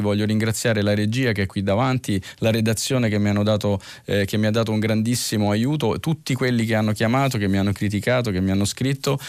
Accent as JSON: {"language": "Italian", "region": "Sardinia", "country": "Italy", "moved": "yes", "said": "mia terra di origine"}